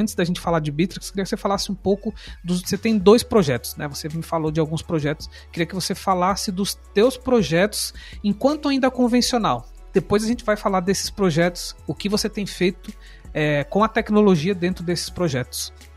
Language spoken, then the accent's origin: Portuguese; São Paulo, Brazil; now in Joinville, Brazil; Sou paulista